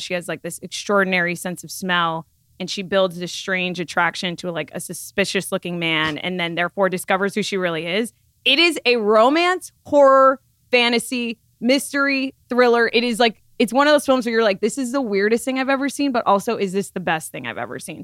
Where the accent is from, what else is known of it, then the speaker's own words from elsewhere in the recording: Florida, United States; Florida, my home state.